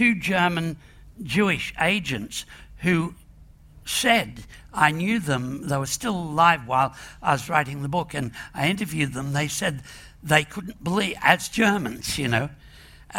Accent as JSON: {"language": "English", "country": "Australia", "said": "I'm an Irish Australian hillbilly"}